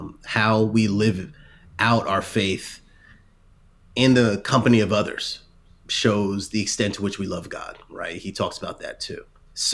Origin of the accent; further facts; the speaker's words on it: New Jersey, United States; but I'm from Jersey, and more than once I might have called someone an idiot in my mind